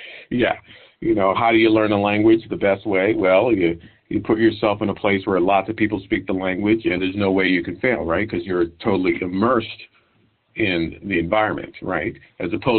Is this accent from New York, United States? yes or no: yes; New York City, New York, United States; I live in New York City. I'm born and raised in New York City